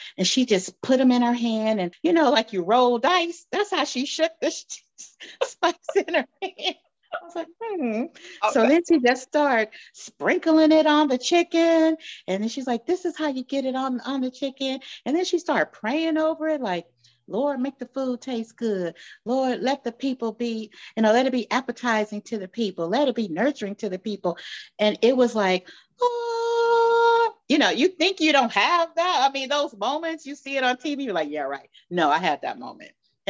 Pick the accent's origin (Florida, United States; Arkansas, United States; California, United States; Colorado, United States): California, United States; Los Angeles; moved away as an adult; also born or lived in Miami / Missouri; born and raised in Los Angeles, California. I have lived in several states